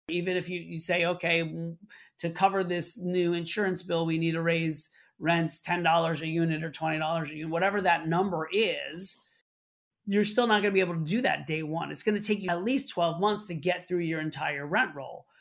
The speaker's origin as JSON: {"language": "English", "town": "Orlando", "region": "Florida", "country": "United States", "tie": "born or raised there", "moved": "yes", "lives_now": "Brooklyn, New York, United States", "said": "I grew up in Orlando, Florida, moved to New York to pursue a career in theater."}